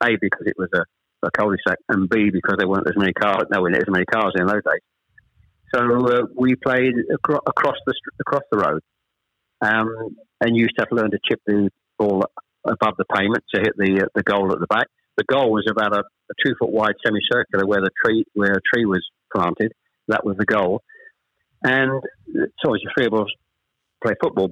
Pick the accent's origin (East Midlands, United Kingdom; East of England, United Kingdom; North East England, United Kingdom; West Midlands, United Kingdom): East of England, United Kingdom; Chelmsford; also born or lived in Ashton-under-Lyne / Manchester; We actually moved south to Chelmsford when I was probably, I was the eldest of three, when I was probably about seven or eight